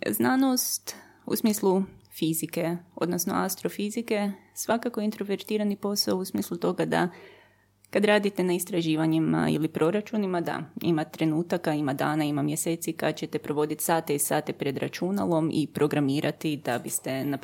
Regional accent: Germany; now in Croatia; Onda sam se vratila u Hrvatsku sa grozno teškim naglaskom iz njemačkog jer sam polu zaboravila hrvatski pa sam hrvatski morala ponovo naučiti

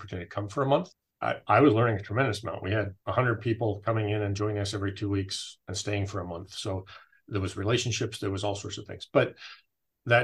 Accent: California, United States; moved away; I grew up in California.

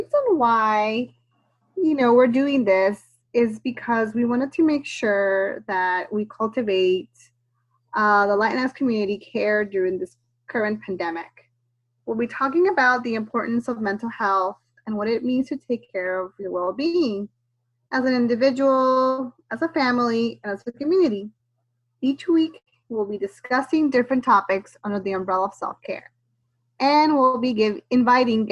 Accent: Costa Rica; moved away as an adult; now in Charlottesville, United States; I'm originally from Costa Rica, and then I moved here to go to school when I was 18 and decided to stay.

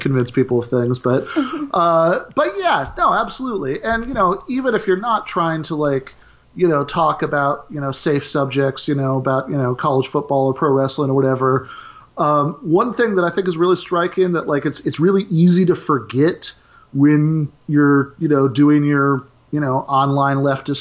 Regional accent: Michigan, United States; I'm from Michigan

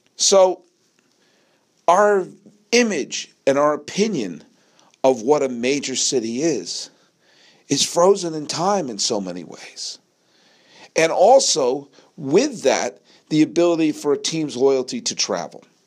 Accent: New England, United States; moved away as an adult; also born or lived in Massachusetts; now in Palo Alto, United States; I feel a tremendous connection to New England, where I was born and raised

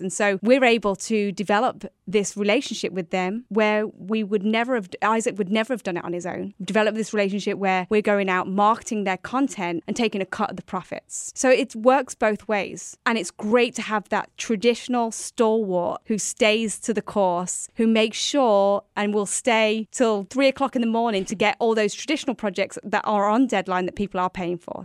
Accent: New York, United States; we are both from New York State, and we both currently live in New York State

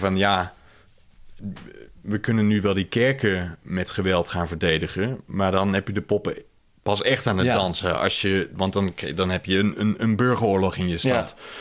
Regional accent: Netherlands; in ons culturele geheugen als, eh, als Nederlanders

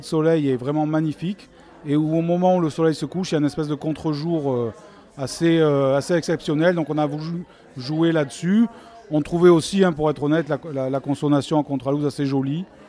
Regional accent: Marseille, Provence-Alpes-Côte d'Azur, France; nous sommes Marseillais

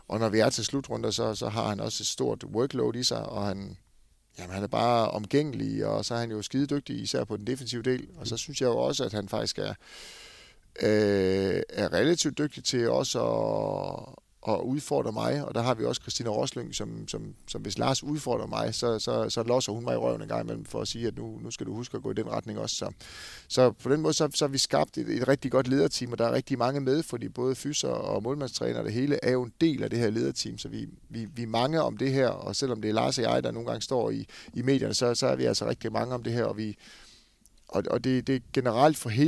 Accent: Esbjerg, Southern Denmark, Denmark; Altså, jeg kommer fra Esbjerg hvor jeg egentlig selv er med til rigtig mange ting.

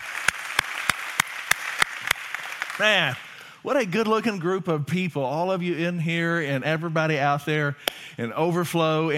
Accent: Louisiana, United States; I'm from Louisiana

